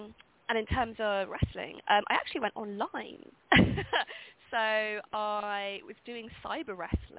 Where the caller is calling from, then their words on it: London, United Kingdom; I'm in London.